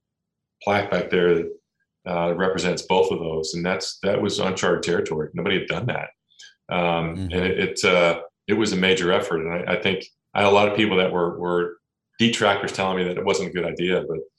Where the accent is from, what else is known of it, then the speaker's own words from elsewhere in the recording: Cincinnati, Ohio, United States; now in Columbus, United States; I'm in Columbus now. I grew up in Cincinnati, so I grew up on the west side